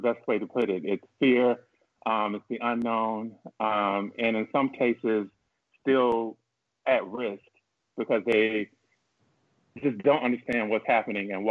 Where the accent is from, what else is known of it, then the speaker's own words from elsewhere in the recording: Albany, Georgia, United States; now in Atlanta, United States; I currently reside in Atlanta, Georgia, but I was born and raised in Albany, Georgia, which is in Southwest Georgia